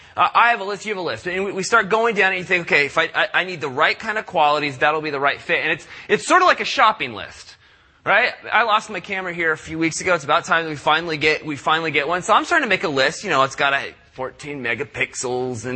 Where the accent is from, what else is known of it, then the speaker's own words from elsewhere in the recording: San Diego, California, United States; I grew up in Southern California. I'm a product of Southern California. So when I grew up down in San Diego